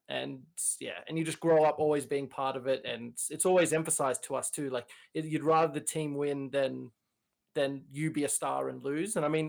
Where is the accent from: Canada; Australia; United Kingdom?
Australia; As an Australian, you feel pretty burned by Ben Simmons a few times now.